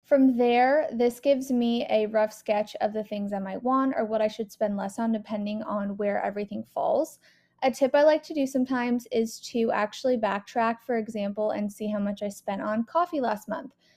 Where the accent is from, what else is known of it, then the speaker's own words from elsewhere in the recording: West Coast, United States; moved away; I'm from the West Coast